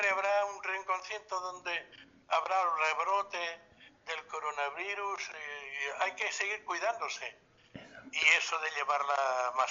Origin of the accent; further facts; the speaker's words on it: Catalonia, Spain; tan nuestra, tan catalana